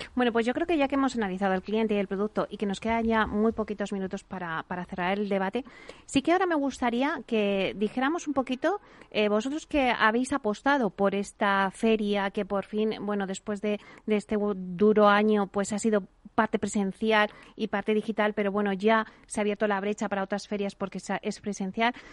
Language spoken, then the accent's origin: Spanish; Alcalá de Henares, Community of Madrid, Spain; yo que soy de Alcalá